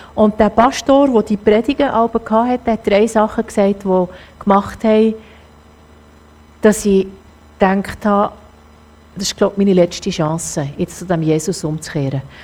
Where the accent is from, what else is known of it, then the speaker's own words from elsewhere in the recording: Zürcher Oberland, Zurich, Switzerland; ich komme ja aus dem Zürich-Oberland, das ist alles in meinem Ecken